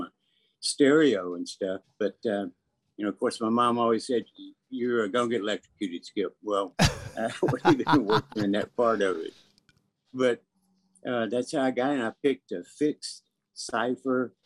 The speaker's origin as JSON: {"language": "English", "town": "Birmingham", "region": "Alabama", "country": "United States", "tie": "born or raised there", "said": "I grew up in Birmingham, Alabama"}